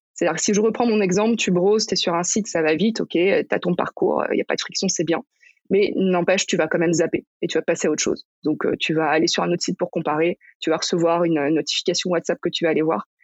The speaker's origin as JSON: {"language": "French", "area": "Paris region, near Versailles", "region": "Île-de-France", "country": "France", "tie": "born or raised there", "said": "j'ai grandi en région parisienne, à côté de Versailles."}